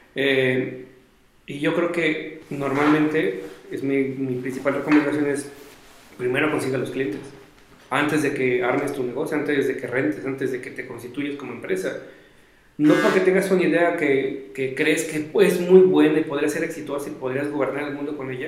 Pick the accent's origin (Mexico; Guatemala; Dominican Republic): Mexico; como éramos foráneos y somos de México, no estamos en Inglaterra o en Canadá